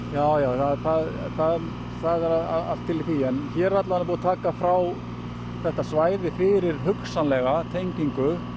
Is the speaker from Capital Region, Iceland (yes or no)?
yes; Reykjavík, Capital Region, Iceland; Ég ólst nú upp á Grettisgötunni